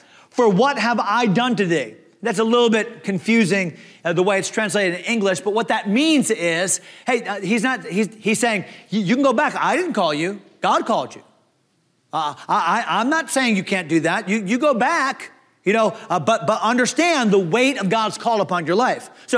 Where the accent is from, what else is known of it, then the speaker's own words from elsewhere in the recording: Leechburg, Pennsylvania, United States; They named my town. Leechburg